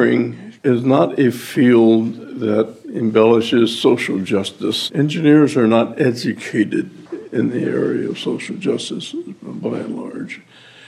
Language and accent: English; Topeka, Kansas, United States; I grew up in Topeka